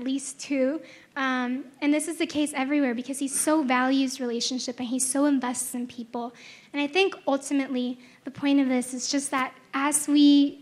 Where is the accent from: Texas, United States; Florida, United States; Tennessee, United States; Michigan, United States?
Texas, United States; first language Spanish; English is a second language; I was from Texas